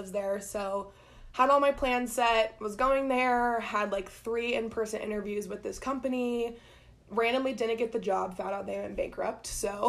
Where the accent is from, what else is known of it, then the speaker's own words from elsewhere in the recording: Columbus, Ohio, United States; moved away as an adult; now in Colorado, United States; Yeah, I'm from Columbus, Ohio. Yeah, and moved here right after college, got a job at a PR firm